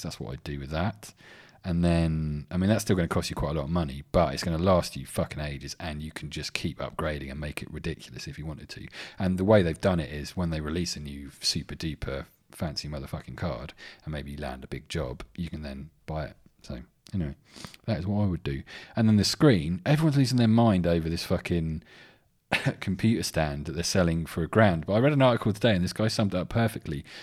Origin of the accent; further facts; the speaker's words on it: England, United Kingdom; I'm English